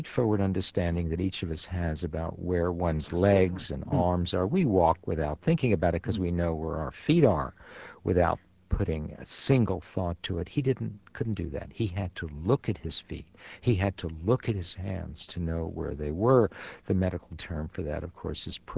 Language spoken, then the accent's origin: English; New York City, New York, United States; first language Yiddish; English is a second language; When I started school at the age of 5, PS 33 in the Bronx